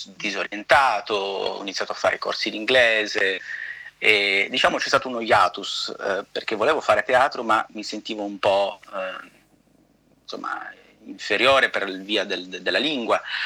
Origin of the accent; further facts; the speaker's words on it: Calabria, Italy; now in New York, United States; sono calabrese